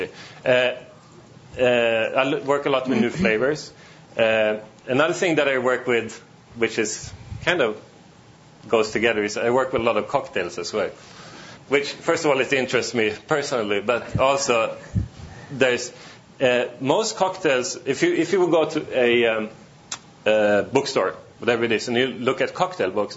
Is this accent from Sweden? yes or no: yes; Sweden; moved away as an adult; also born or lived in China / Australia / Singapore; I was born in Sweden, grew up there